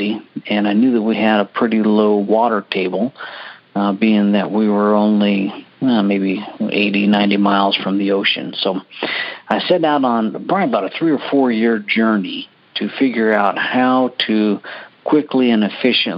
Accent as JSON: {"language": "English", "region": "Alaska", "country": "United States", "tie": "born or raised there", "moved": "yes", "lives_now": "Houston, United States", "said": "growing up in Alaska, it was no big deal being without power and water and food"}